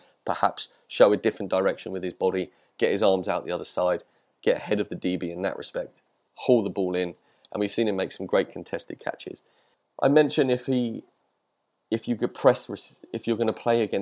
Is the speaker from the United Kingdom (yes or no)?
yes; United Kingdom; I'm British.